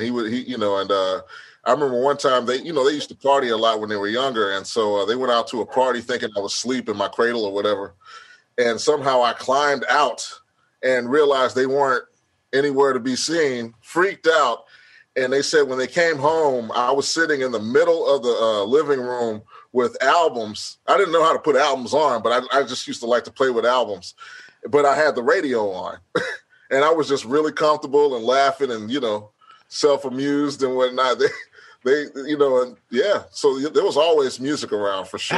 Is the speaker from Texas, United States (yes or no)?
yes; Houston, Texas, United States; I'm from Houston